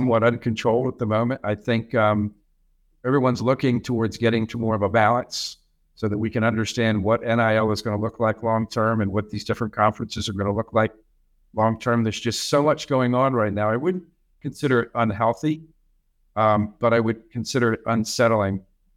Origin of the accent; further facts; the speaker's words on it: New Jersey, United States; now in Kansas, United States; I'm from New Jersey